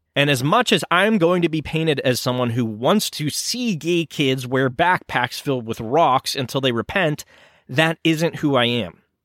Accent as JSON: {"language": "English", "country": "United States", "said": "I am an American"}